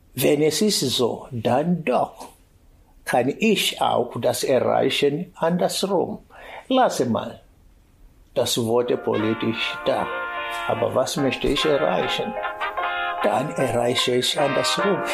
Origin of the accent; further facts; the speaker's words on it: foot of Kilimanjaro, Tanzania; German is a second language; moved away as an adult; now in Berlin, Germany; Bin ich geboren am Fuß des Kilimanjaro in damalige Deutsch-Ostafrika, heute Tansania